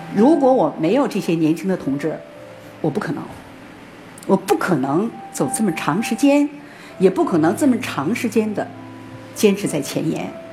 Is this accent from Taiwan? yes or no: no; Northeast China, China; moved away; 东北我家乡的一个媒体的记者又来采访我